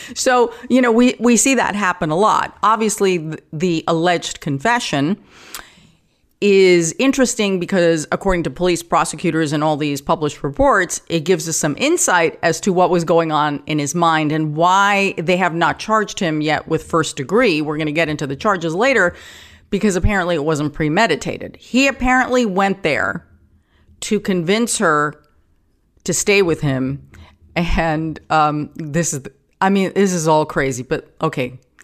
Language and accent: English; New York City, New York, United States; I grew up in Forest Hills